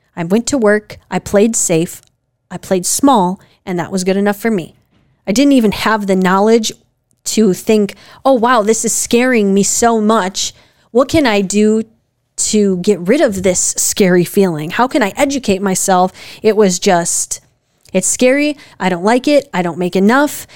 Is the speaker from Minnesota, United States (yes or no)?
no; Wisconsin, United States; we're from Wisconsin